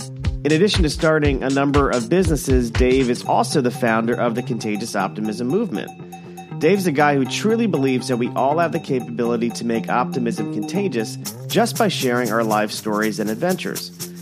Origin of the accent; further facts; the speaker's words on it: Plantation, Florida, United States; I grew up in Plantation.